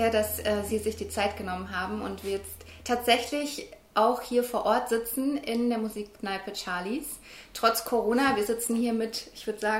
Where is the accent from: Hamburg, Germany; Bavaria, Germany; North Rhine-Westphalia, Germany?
Bavaria, Germany; Würzburg; also born or lived in Berlin; Ich bin nämlich gebürtige Würzburgerin, bin in der Sanderau aufgewachsen und dann nach dem Abi mit 19 nach Berlin gezogen.